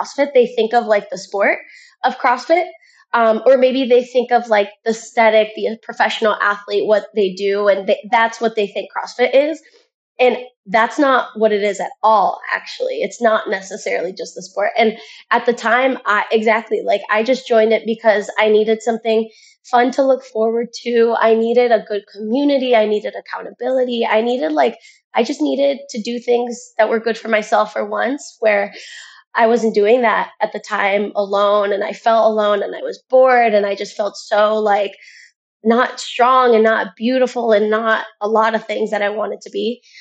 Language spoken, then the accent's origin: English; Cleveland, Ohio, United States; moved away as an adult; now in Naples, United States; I'm originally from Cleveland, Ohio